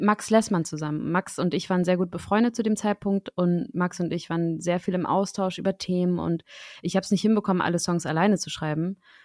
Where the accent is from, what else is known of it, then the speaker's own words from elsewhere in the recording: Schleswig-Holstein, Germany; now in Berlin, Germany; Sebastian und ich sind beide Dorfkinder. Und ich komme aus Schleswig-Holstein